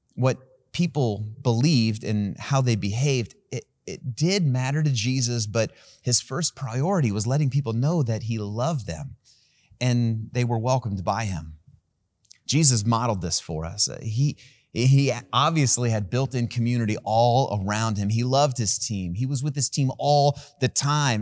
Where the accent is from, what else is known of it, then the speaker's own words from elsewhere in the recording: Van Wert, Ohio, United States; I was born in a town called Van Wert, Ohio